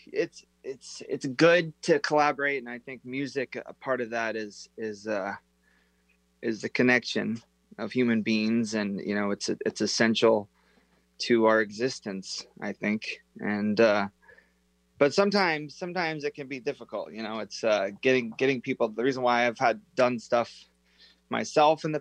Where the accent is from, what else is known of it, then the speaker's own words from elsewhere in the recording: Snohomish, Washington, United States; also born or lived in Arlington, Washington; I was born in Arlington.